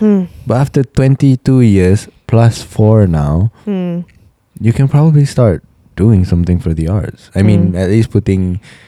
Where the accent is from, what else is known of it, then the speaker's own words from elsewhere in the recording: Pakistan; also born or lived in Kuala Lumpur; now in Saudi Arabia; I'm a Pakistani listening to your podcast in Saudi Arabia.